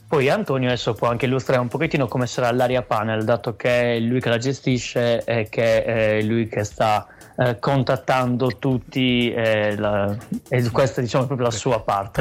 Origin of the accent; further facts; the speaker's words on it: Sardinia, Italy; in Sardegna, cioè, mm, quindi nella mia terra, cioè nella nostra terra, nella nostra città